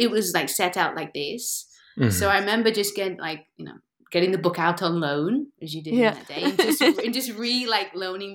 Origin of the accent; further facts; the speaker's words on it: Derby, East Midlands, United Kingdom; moved away as an adult; now in Lisbon, Portugal; after university, I moved back to my hometown. And there was this Derby Dance Center